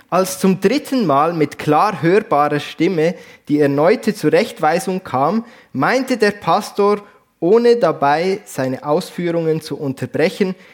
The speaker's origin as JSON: {"language": "German", "region": "Basel-Landschaft", "country": "Switzerland", "accent": "Baselbieterdeutsch", "said": "Aber ursprünglich, man hört es vielleicht, komme ich nicht hier aus dem Bernbiet, sondern aus dem Baselbiet. Baselland ähm, ist ein bisschen meine, meine Heimat."}